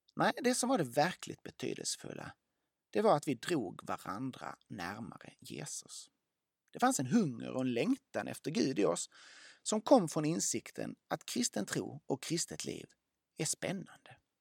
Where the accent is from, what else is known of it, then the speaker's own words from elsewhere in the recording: Lund, Skåne, Sweden; Jag växte upp i Lund